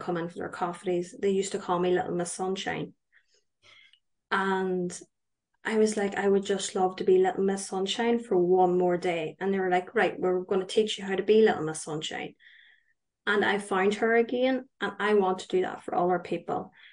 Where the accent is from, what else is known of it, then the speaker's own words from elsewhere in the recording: County Tyrone, Northern Ireland, United Kingdom; I am from County Tyrone, so I'm up the north.